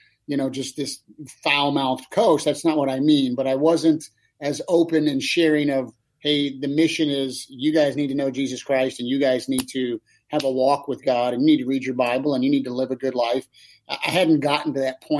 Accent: Kansas City, United States; I grew up in Kansas City, but we were 3 hours from Lincoln

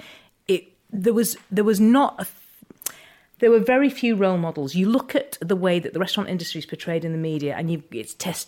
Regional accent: Ormskirk, North West England, United Kingdom; born and raised in Ormskirk

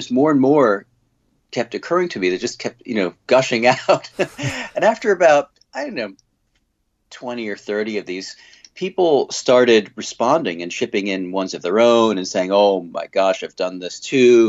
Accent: suburbs of New York, United States; also born or lived in Manhattan, New York City; I was born in Manhattan and lived in the suburbs of New York, and then came back here for college and never left

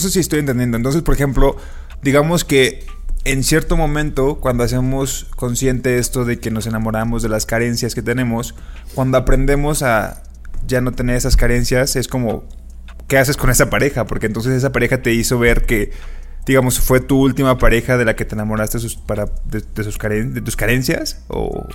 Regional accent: Mexico; como mexicanos

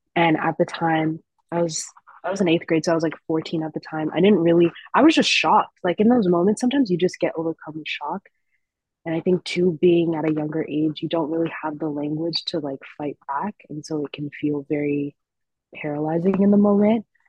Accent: Orange County, California, United States; also born or lived in Berkeley, California; growing up in Orange County

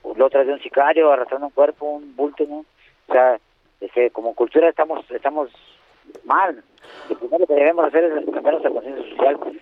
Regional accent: Mexico; somos muchos mexicanos

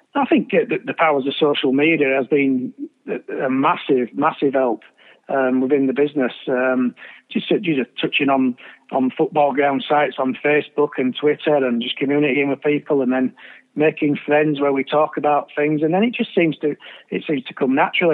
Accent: Bradford, Yorkshire and the Humber, United Kingdom; my hometown club and being there week in week out with my dad

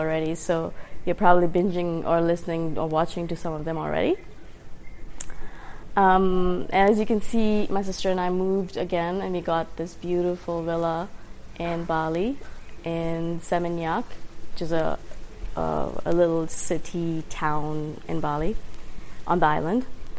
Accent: India; born there; also born or lived in Middle East / Dubai; And even though I was born in India, we moved in the Middle East a lot, maybe 5 or 6 different countries. And the last high school that I attended was in Dubai.

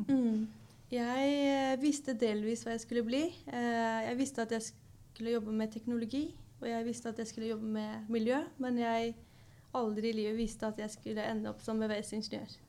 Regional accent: Oslo, Norway; er også fra Oslo

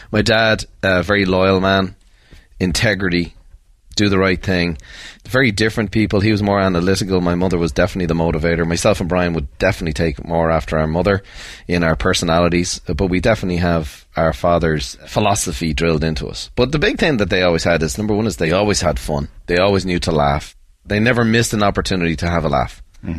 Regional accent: Dublin, Leinster, Ireland; We had six kids growing up south side of Dublin.

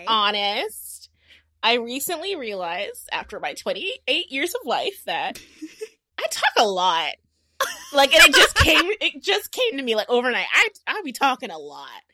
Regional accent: Houston, Texas, United States; I'm from Houston

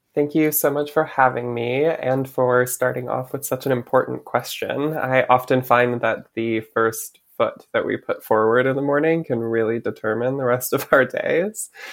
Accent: Michigan, United States; moved away as an adult; now in New York, United States; growing up in Michigan

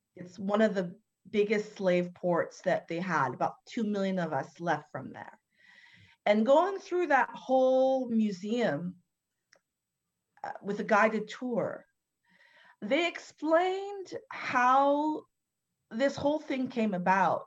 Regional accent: Canada; I'm born and raised in Canada

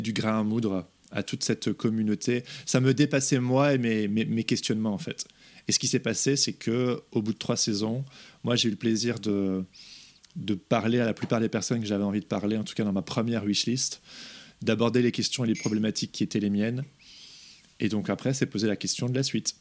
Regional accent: Belgium; moved away; also born or lived in England; je suis pas anglais, je suis belge

